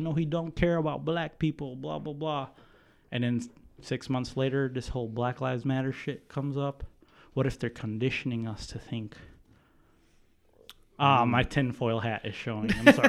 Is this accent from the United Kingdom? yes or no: no; Philippines; moved away; also born or lived in Hampshire; Like, I grew up in the Philippines, right?